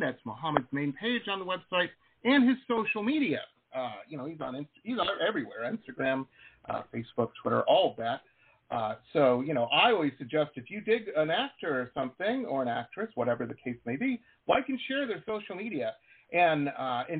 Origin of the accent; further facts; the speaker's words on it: Detroit, Michigan, United States; also born or lived in Dearborn, Michigan; I grew up in Metro Detroit, and I lived for a while in a town called Dearborn